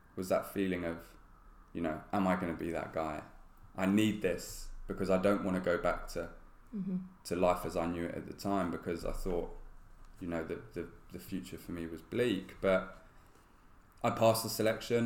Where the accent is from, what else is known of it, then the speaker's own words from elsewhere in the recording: London, United Kingdom; born and bred in London